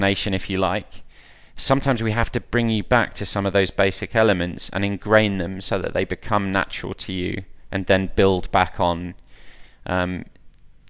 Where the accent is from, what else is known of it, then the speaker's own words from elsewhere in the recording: Wellingborough, East Midlands, United Kingdom; I'm from Wellingborough, so I swam at Wellingborough Swim Club as a boy